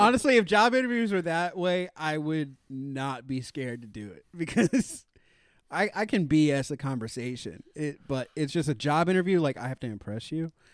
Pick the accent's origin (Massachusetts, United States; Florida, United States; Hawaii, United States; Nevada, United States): Florida, United States; Daytona Beach; moved away; I'm originally from Daytona Beach, Florida